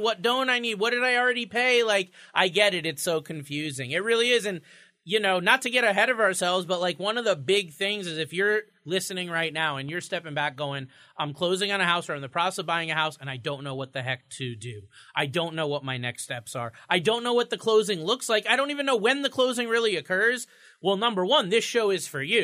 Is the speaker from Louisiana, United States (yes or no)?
no; Florida, United States; now in Connecticut, United States; I'm from Florida